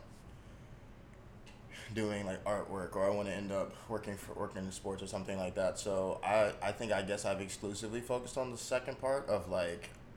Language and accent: English; Dallas, Texas, United States; moved away as an adult; also born or lived in Providence, Rhode Island; now in Boston, United States; I'm from Dallas, Texas originally, grew up playing football